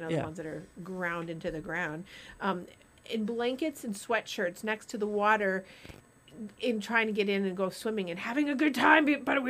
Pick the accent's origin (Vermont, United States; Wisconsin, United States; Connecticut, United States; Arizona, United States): Vermont, United States; Rutland; moved away; Rutland, Vermont, which is where I'm from.